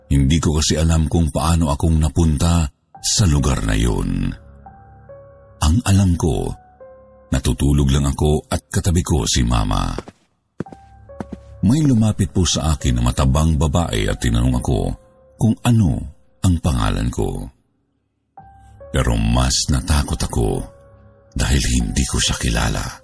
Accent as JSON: {"language": "Tagalog", "region": "Bicol Region", "country": "Philippines", "tie": "born or raised there", "said": "Ako po ay lumaki sa Bicol. Doon na po ako nagdalaga. 30 years old na po ako ngayon. Ang nanay ko po ay taga Tacloban at ang tatay ko po ay Cebuano."}